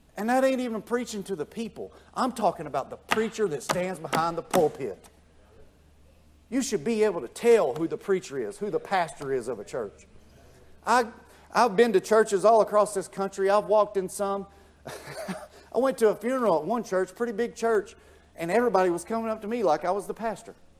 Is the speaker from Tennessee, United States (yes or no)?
yes; Tennessee, United States; now in Georgia, United States; I'm from Tennessee. I'm as country as the country comes redneck